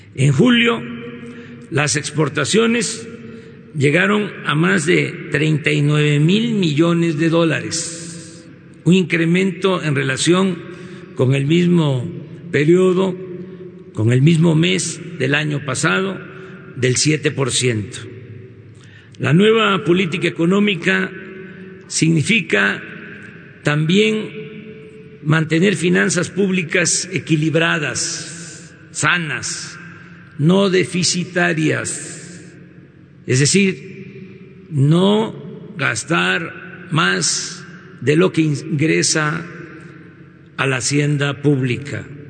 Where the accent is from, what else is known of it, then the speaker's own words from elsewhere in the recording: Mexico; somos mexicanos.